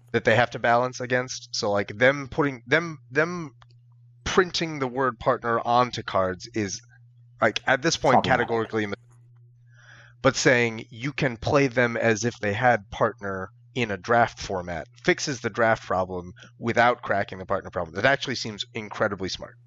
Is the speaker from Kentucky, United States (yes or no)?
no; Michigan, United States; I'm from Michigan.